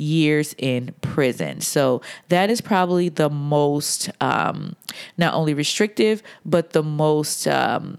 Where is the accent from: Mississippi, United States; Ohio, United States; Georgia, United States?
Georgia, United States; Atlanta; moved away; I am recording today from Atlanta, Georgia, my hometown